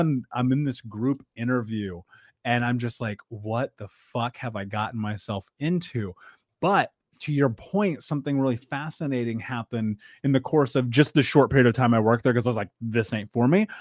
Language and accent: English; Midwest, United States; I grew up in the Midwest